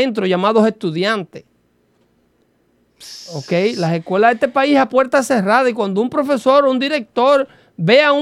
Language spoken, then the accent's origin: Spanish; Mexico; Que me está diciendo racista a mí porque yo soy mexicano y que nunca voy a ser ah. blanco.